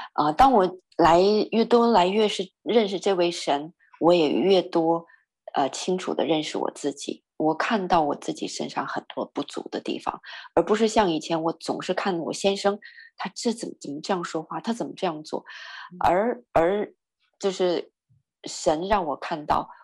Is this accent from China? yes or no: yes; northern Chinese, northern China, China; moved away; 我是北方人